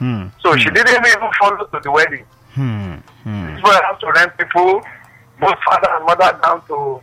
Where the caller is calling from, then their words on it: Badagry, Lagos, Nigeria; I'm calling from Badagry.